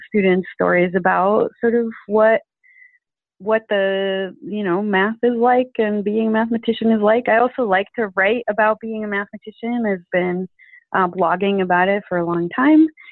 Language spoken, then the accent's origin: English; Venezuela; moved away; I'm originally from Venezuela, so I'm an immigrant